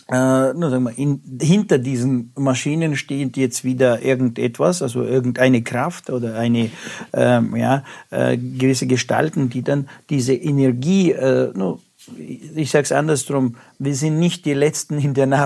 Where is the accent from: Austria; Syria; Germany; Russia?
Russia; ich komme ja aus Russland, also da war, äh, gab es mal Telefonzellen